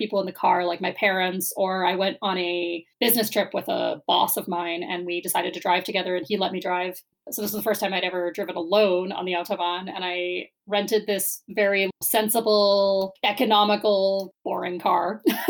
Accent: United States; moved away as an adult; now in Canada; Sorry, I'm American, but I can't think in miles anymore. I've been in Canada too long.

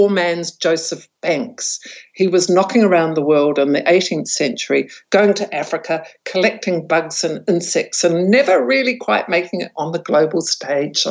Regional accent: Taranaki, New Zealand; I'm actually from Taranaki

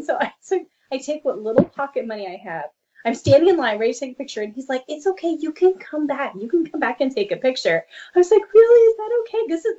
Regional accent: New Zealand; Growing up in New Zealand, everybody played rugby or cricket.

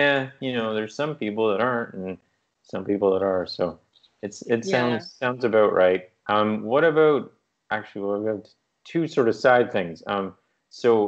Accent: Newfoundland and Labrador, Canada; moved away as an adult; also born or lived in British Columbia; where I grew up in Newfoundland

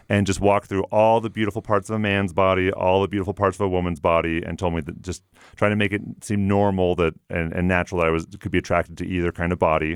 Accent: Everett, Washington, United States; moved away as an adult; also born or lived in Provo, Utah; now in Utah, United States; I'm from Everett, Washington.

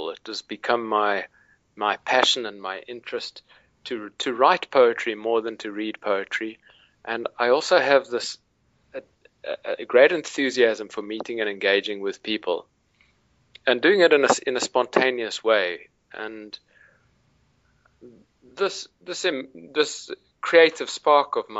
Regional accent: Cape Town, Western Cape, South Africa; I grew up in Cape Town, South Africa

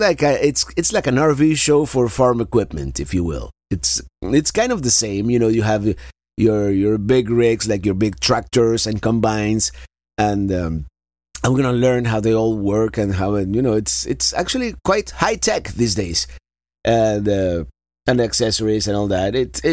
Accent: Florida, United States; Florida is my home state

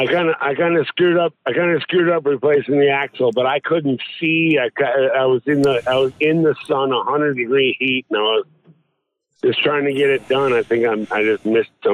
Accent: Lake Minnetonka, Minnesota, United States; moved away; We grew up on Lake Minnetonka

